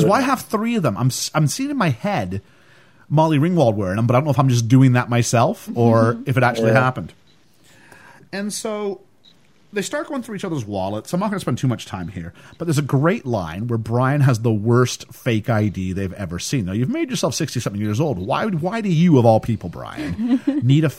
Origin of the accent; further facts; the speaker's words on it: Canada; I come from Canada